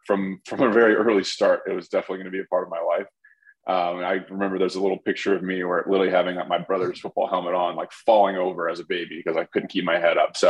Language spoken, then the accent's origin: English; Baton Rouge, Louisiana, United States; moved away as an adult; also born or lived in Chicago; Born in Baton Rouge, Louisiana